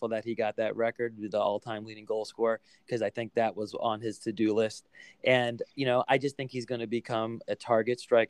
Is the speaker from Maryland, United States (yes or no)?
yes; Silver Spring, Maryland, United States; I grew up in Montgomery County, live in the house I grew up in right now. So in Silver Spring, Maryland